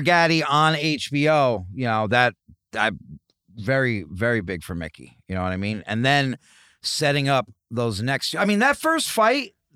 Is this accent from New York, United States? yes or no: yes; New York, United States; I'm from New York